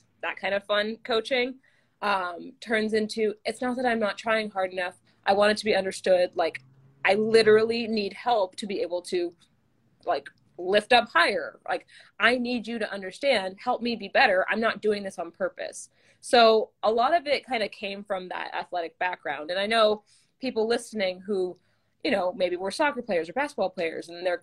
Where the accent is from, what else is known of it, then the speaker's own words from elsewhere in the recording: Manhattan Beach, California, United States; I'm from Manhattan Beach, California